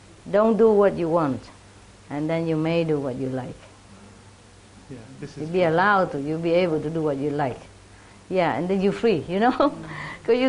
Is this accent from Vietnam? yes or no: yes; Vietnam; moved away; also born or lived in France; I was born in Vietnam